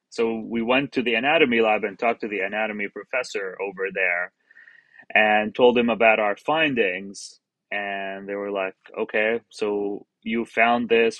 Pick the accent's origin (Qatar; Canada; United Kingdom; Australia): Qatar; moved away as an adult; also born or lived in Jordan / Florida, United States; now in Charleston, United States; I'm originally from Jordan, uh, and I grew up in Qatar.